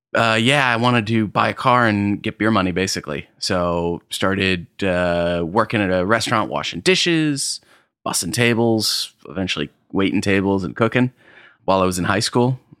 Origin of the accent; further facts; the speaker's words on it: Arkport, New York, United States; grew up in upstate New York, uh, up in Arcport, New York. Small little town, little bit, uh, further west from the Finger Lakes